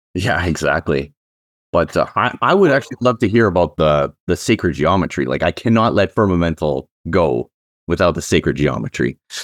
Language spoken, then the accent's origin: English; Canada; I'm actually a Canadian